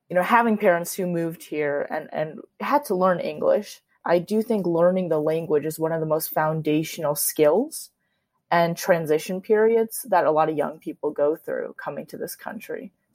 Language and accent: English; United States; as a Korean American, as a second generation immigrant.